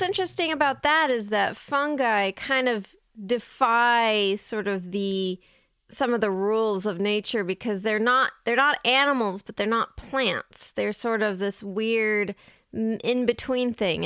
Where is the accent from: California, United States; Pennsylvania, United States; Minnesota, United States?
California, United States; San Diego; I grew up in San Diego, so right next to the beach